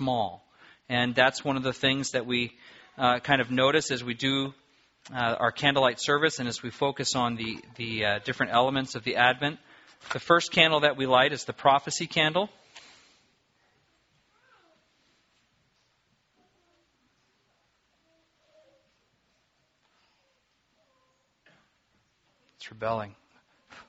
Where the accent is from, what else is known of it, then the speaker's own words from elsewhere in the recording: Apple Valley, California, United States; as a kid growing up in Apple Valley, California